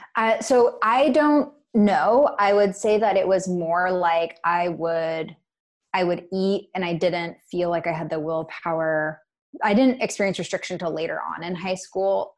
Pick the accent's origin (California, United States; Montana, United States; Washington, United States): Washington, United States; Bainbridge Island; also born or lived in Portland; I grew up in Puget Sound on a small island called Bainbridge. Puget Sound's in Washington State.